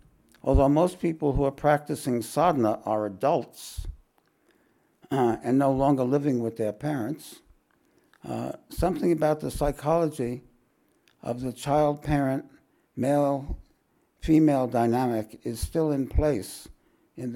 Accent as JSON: {"language": "English", "region": "New York", "country": "United States", "moved": "yes", "lives_now": "Australia", "said": "we're both from New York"}